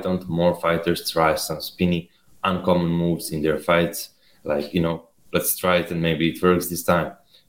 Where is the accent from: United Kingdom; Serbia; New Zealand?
Serbia; I'm from Serbia.